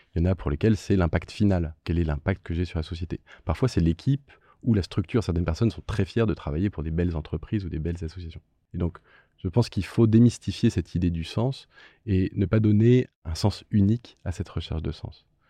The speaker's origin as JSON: {"language": "French", "country": "France", "said": "en tant que, que, citoyen, en tant que Français"}